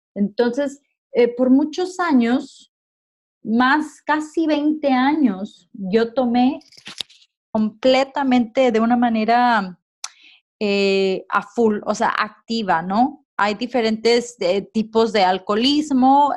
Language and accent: Spanish; Puerto Vallarta, Jalisco, Mexico; moved away as an adult; now in Liverpool, United Kingdom; yo soy originaria de Puerto Vallarta. Tengo cuatro años y medio aproximadamente que me vine a vivir a Inglaterra, a Liverpool